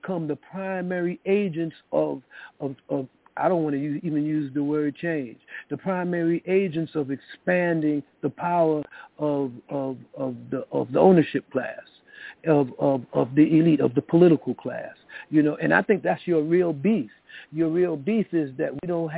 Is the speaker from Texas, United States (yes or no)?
no; New York City, New York, United States; I grew up in the South Bronx